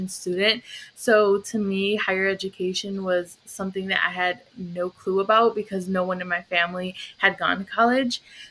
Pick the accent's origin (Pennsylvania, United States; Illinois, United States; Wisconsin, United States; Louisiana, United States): Illinois, United States; southwest suburbs of Chicago; I was born in Chicago, but I moved to the southwest suburbs when I was three.